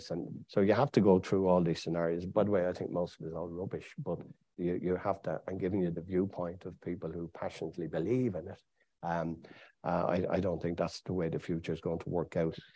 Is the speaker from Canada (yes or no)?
no; United Kingdom; I'm British. My father was British. My mother was British. My grandfather was British.